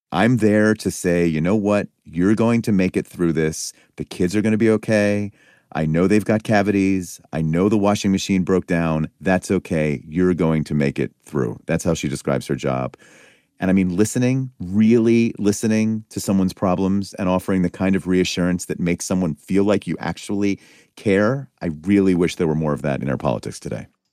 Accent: Pennsylvania, United States; I'm from Pennsylvania

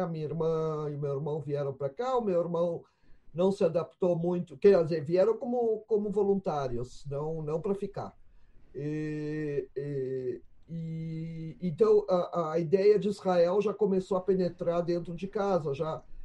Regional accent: Porto Alegre, Rio Grande do Sul, Brazil; nasci em Porto Alegre em, em 1957

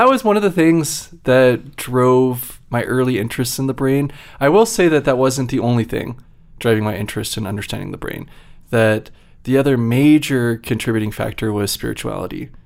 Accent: Virginia, United States; moved away as an adult; also born or lived in Utah / New York / Massachusetts; I grew up in Virginia

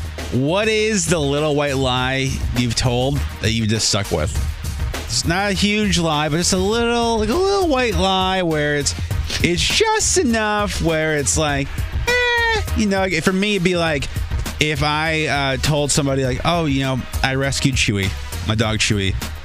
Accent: Minnesota, United States; moved away; I'm from Minnesota originally.

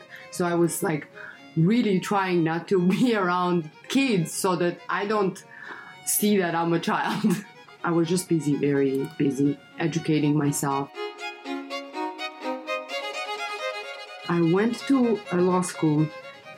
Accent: Russia; moved away as an adult; also born or lived in Armenia; now in Los Angeles, United States; I was born in Armenia, raised in Russia.

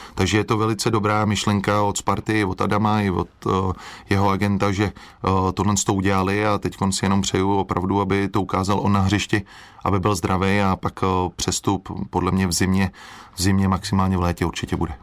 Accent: Czechia; moved away as an adult; jak jsem byl z Česka

